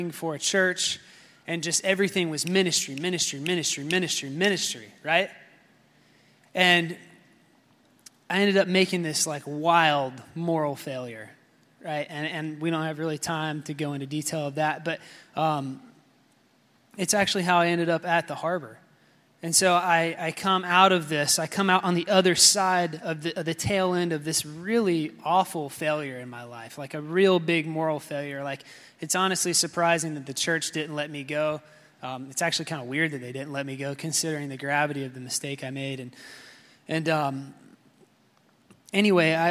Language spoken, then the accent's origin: English; South Carolina, United States; moved away as an adult; also born or lived in West Palm Beach, Florida; now in Florida, United States; I am originally from South Carolina. I moved here in 2010, so 9.5 years ago